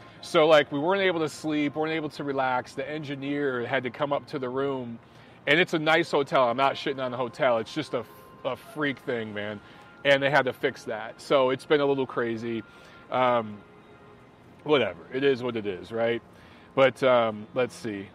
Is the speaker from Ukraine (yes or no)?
no; Detroit, Michigan, United States; born or raised there; now in Atlanta, United States